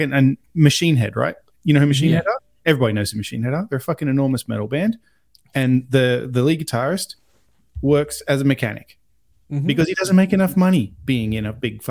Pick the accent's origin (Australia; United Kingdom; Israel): Australia; I'm Australian